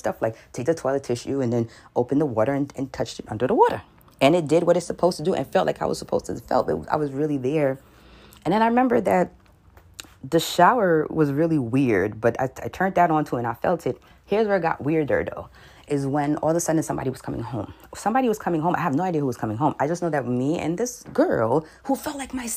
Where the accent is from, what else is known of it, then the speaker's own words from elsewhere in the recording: New York City, New York, United States; I'm from New York City